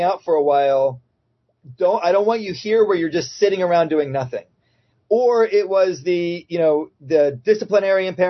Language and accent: English; Plant City, Florida, United States; I grew up in Plant City, Florida, right outside Tampa